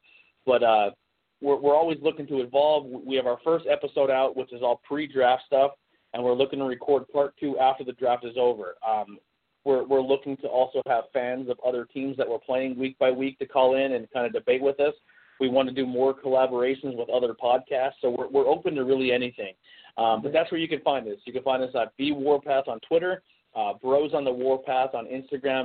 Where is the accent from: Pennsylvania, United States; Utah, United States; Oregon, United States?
Pennsylvania, United States; we're not from the D.C., Virginia area, and we are from Pennsylvania